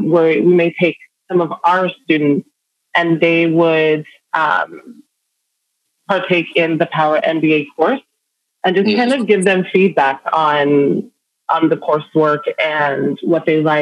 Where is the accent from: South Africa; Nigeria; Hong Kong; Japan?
Nigeria; born there; also born or lived in London, United Kingdom / New York, United States; I was born in Nigeria.